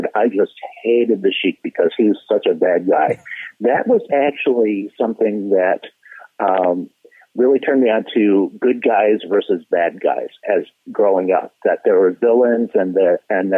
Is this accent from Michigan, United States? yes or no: yes; Michigan, United States; moved away; also born or lived in Los Angeles, California; I'm originally from Michigan